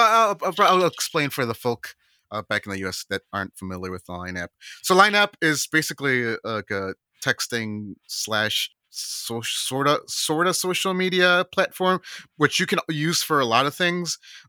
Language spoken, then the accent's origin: English; California, United States; born there; Personally, yeah, personally, and I'm biased because I was born in Northern California, but yeah, Northern California rules.